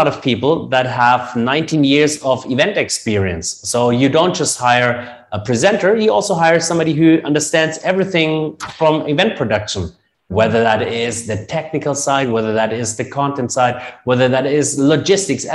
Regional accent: Germany; accent: German; English is a second language; moved away as an adult; now in Dubai, United Arab Emirates; we Germans will have an accent as long as it gets

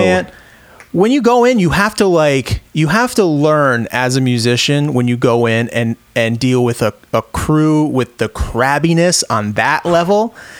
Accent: Rhode Island, United States; for me growing up in Rhode Island

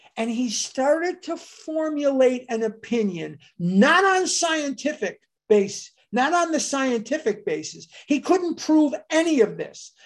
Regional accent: Chicago, Illinois, United States; Dr. Benjamin Rush actually has a street named after him in my hometown. Rush Street in Chicago is named for Benjamin Rush

